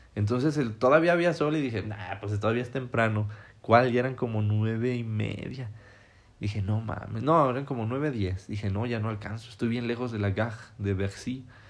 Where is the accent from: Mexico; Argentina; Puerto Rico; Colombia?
Mexico; yo soy mexicano